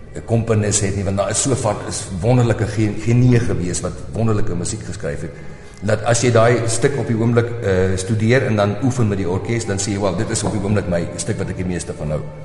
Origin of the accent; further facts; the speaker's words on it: South Africa; moved away as an adult; ek is nog 'n Suid-Afrikaner